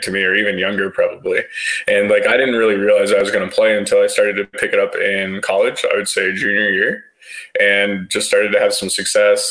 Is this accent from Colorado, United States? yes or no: yes; Colorado, United States; I grew up in Colorado